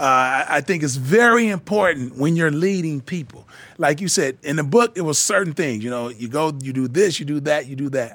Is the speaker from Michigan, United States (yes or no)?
yes; Flint, Michigan, United States; I grew up in Flint, Michigan